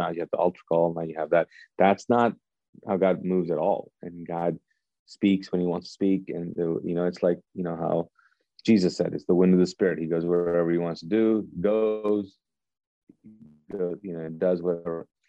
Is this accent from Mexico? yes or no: no; Pakistan; also born or lived in Kuwait; And so I grew up in Pakistan and Kuwait, both Eastern cultures, and your identity is connected to the group that you're a part of.